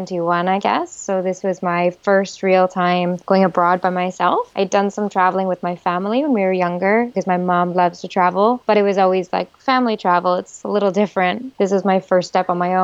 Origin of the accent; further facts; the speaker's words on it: Canada; moved away as an adult; also born or lived in Chartres area, France; as a Canadian, we have pretty strong basis of French